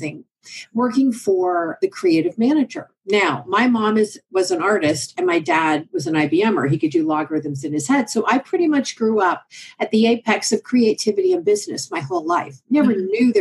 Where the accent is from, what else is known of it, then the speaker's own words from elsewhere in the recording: Oklahoma, United States; I'm from Oklahoma